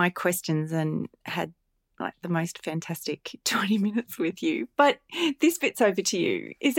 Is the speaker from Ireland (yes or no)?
no; Woodend, Victoria, Australia; I grew up in Woodend, so I was just down the road from you.